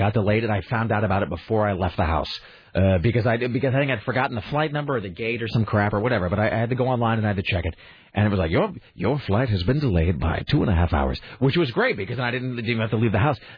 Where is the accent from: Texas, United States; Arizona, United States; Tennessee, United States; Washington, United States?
Washington, United States; Kennewick; now in Portland, United States; growing up in Kennewick